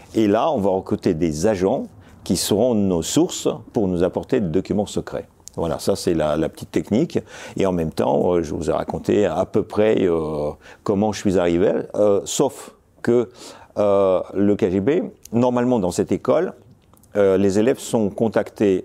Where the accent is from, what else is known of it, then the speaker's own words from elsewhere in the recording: Moscow, Russia; French is a second language; moved away as an adult; also born or lived in Zelenograd; now in France; je suis né à Moscou en 1961. Euh, j'ai grandi dans Moscou. Euh, nous avons, avec mes parents, déménagé assez rapidement dans la banlieue de Moscou, où se trouvait la Silicon Valley soviétique, Zelenograd